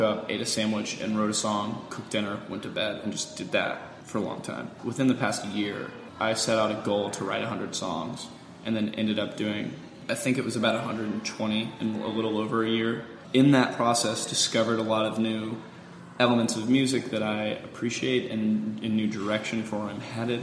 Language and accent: English; Pensacola, Florida, United States; born or raised there